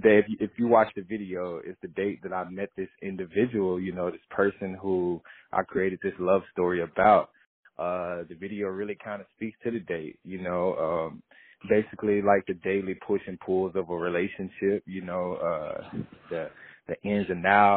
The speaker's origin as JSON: {"language": "English", "region": "Mississippi", "country": "United States", "said": "I'm from Mississippi, and in that area, we got this thing called Southern Soul"}